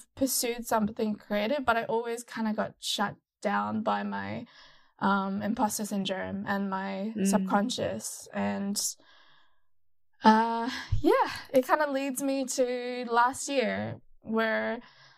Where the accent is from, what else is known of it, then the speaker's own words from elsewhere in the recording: Gold Coast, Queensland, Australia; moved away as an adult; now in Melbourne, Australia; I was born in Australia in a very sunny city called the Gold Coast. And then around 2015, I moved to Melbourne